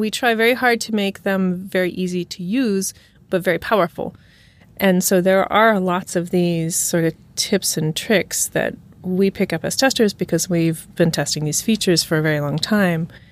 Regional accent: Santa Rosa, California, United States; I grew up in Santa Rosa, California

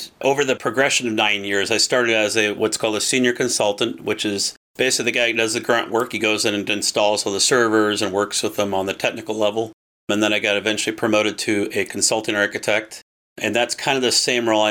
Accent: Seattle, Washington, United States; I'm from Seattle, Washington

